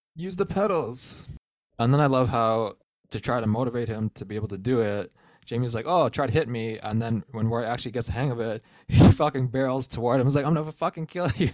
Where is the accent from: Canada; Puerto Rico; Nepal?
Canada; I'm Canadian